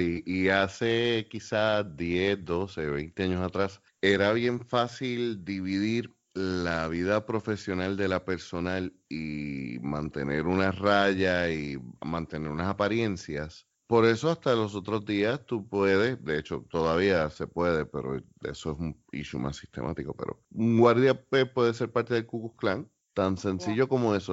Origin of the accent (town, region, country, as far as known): Puerto Rico